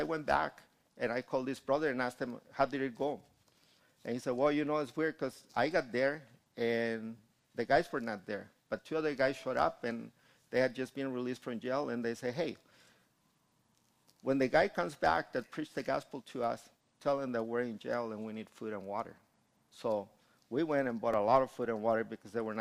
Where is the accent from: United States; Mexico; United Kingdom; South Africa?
Mexico; Guanajuato; moved away; I finally went to my hometown in Guanajuato and got to see my family